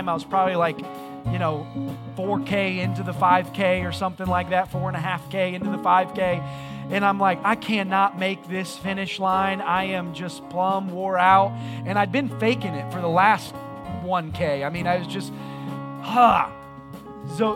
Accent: Indiana, United States; moved away; I was from Indiana

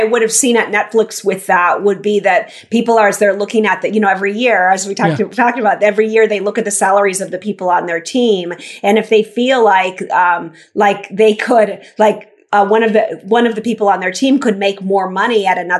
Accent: Minnesota, United States; I'm from Minnesota. Yeah, not the most international place.

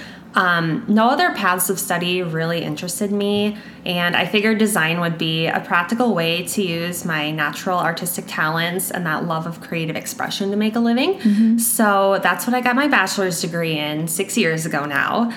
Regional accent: Sioux Falls, South Dakota, United States; I was born and raised in Sioux Falls, and I've called Sioux Falls home my whole life

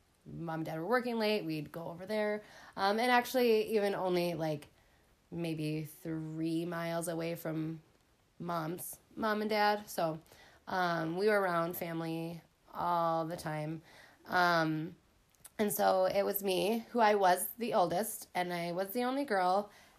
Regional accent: Mounds View, Minnesota, United States; where I was raised was in Moundsview, which is definitely not small town. It's a suburb of Minneapolis. Actually, the house we grew up in was like a mile away from my grandma and grandpa's house where Dad grew up.

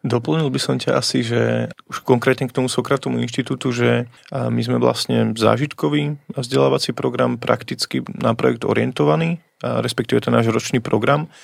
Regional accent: Vištuk, Bratislava Region, Slovakia; u nás vo Vyštuku, odkiaľ pochádzam, taká dedinka pri Pezinku

